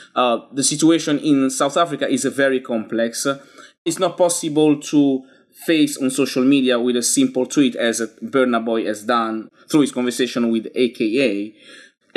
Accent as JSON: {"language": "English", "country": "Italy", "tie": "born or raised there", "moved": "as an adult", "lives_now": "London, United Kingdom", "said": "I grew up in Italy, but I'm not resident in Italy anymore. I, I've been living in London for thirteen years"}